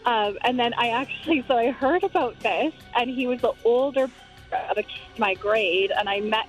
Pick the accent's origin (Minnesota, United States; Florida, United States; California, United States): Minnesota, United States; St. Paul; So I'm from St. Paul, and the urban legend was that there was this guy that would break into houses